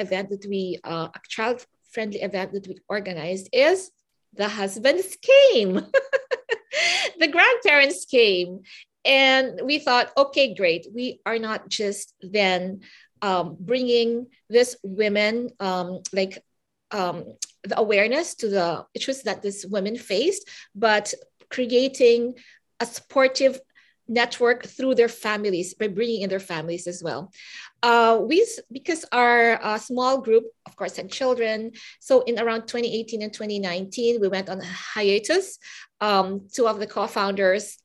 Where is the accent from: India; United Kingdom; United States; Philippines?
Philippines; now in Vancouver, Canada; I come from the Philippines